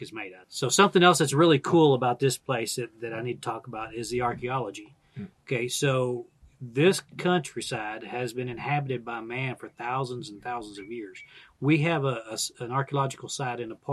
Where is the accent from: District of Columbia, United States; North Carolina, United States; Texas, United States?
Texas, United States; Dallas; now in Texas, United States; I grew up in Dallas-Fort Worth